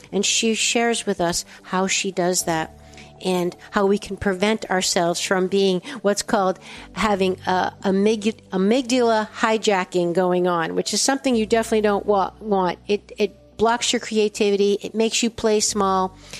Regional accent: East Coast, United States; I'm from the East Coast

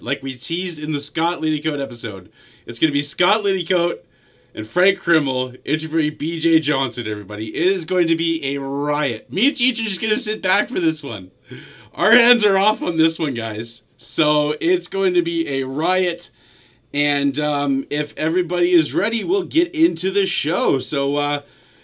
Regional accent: Canada; Being Canadian, I'm around snow half the year

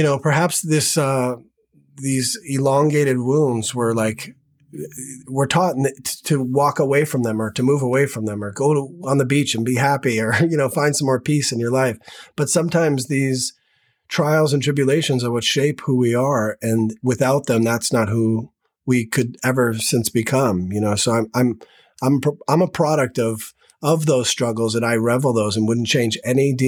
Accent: Manchester, New Hampshire, United States; moved away as an adult; now in Los Angeles, United States; I was born back east in Manchester, New Hampshire

